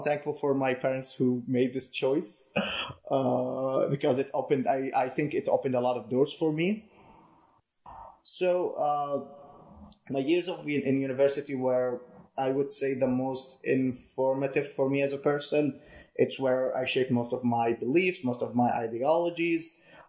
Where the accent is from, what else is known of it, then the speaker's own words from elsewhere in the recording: Zarqa, Zarqa Governorate, Jordan; born there; Well, I was born in May of 1996 in Zarqa, Jordan. To simplify what Zarqa is, it's a city in Jordan that's most prominently inhabited by Palestinians, either legally or illegally there.